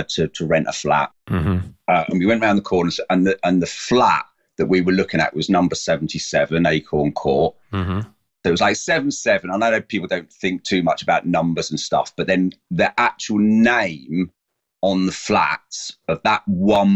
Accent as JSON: {"language": "English", "town": "Seaford", "region": "South East England", "country": "United Kingdom", "tie": "born or raised there", "also_born_or_lived": "Brighton / Lewes", "accent": "South Coast", "said": "I was born in Brighton, so I've got a sort of South Coast accent, which I've had all my life. Grew up in Seaford, lived in Lewes"}